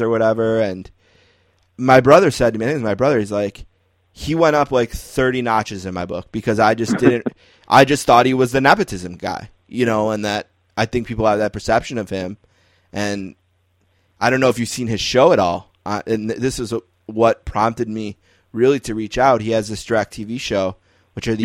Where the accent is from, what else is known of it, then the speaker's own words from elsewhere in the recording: Buffalo, New York, United States; growing up in Buffalo, okay, like from age one, I was a huge hockey fan